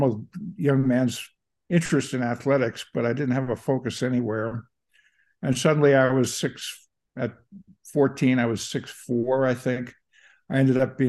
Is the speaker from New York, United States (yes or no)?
yes; Long Island, Nassau County, New York, United States; now in San Francisco, United States; I grew up on Long Island, Nassau County, suburb of New York.